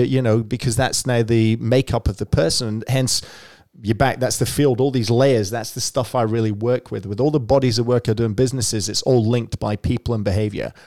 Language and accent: English; Scotland, United Kingdom; now in Melbourne, Australia; I grew up in Scotland